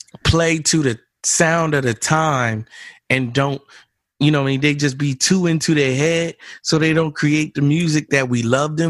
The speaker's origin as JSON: {"language": "English", "region": "New Jersey", "country": "United States", "said": "I'm from Jersey"}